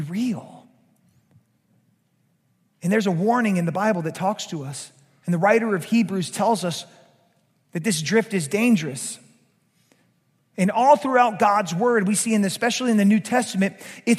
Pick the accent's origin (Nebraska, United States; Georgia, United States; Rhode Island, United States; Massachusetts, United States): Georgia, United States; now in South Louisiana, United States; a Georgia boy like me, a former Georgia boy like me